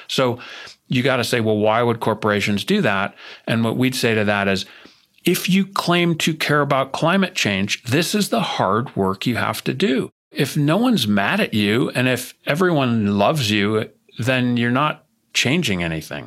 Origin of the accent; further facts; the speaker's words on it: New Jersey, United States; I'm from New Jersey, and I was born in nineteen seventy